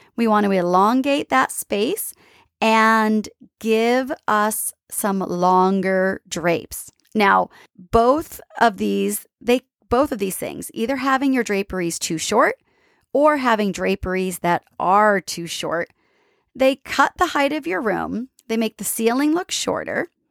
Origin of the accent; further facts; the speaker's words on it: East Coast, United States; I'm from the East Coast